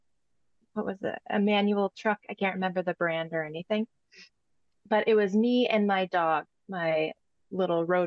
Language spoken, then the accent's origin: English; Sioux Falls, South Dakota, United States; moved away; also born or lived in Northern California; I'm originally from Sioux Falls, South Dakota, and I would usually go back there to see family and friends